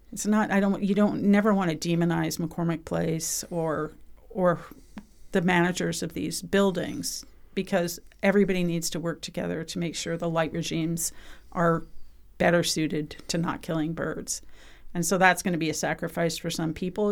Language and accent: English; British Columbia, Canada; I'm from British Columbia